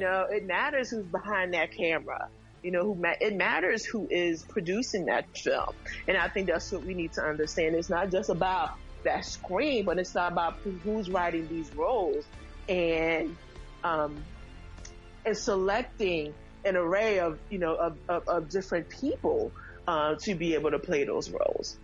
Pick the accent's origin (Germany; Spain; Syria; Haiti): Haiti; moved away; I'm originally from Haiti, so mm-hmm. I'm from the Caribbean. Um, and you know, as when I was in Haiti